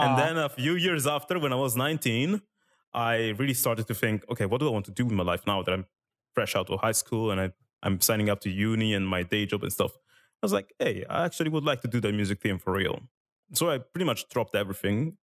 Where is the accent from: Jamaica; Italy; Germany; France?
Italy; English is a second language; moved away; I lived in Italy when I was younger. I didn't speak English